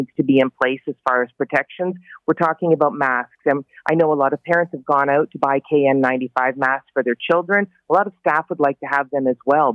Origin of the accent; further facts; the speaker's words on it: Barrie, Ontario, Canada; I'm from Barrie, Simcoe County